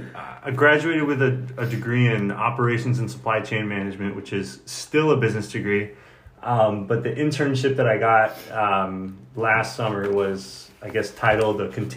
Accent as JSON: {"language": "English", "town": "Shakopee", "region": "Minnesota", "country": "United States", "tie": "born or raised there", "said": "I'm from Shakopee, Minnesota."}